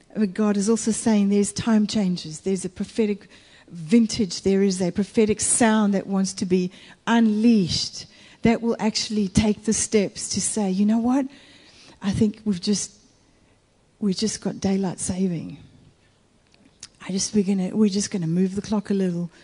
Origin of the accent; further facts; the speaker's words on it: Italy; also born or lived in United States; In Italy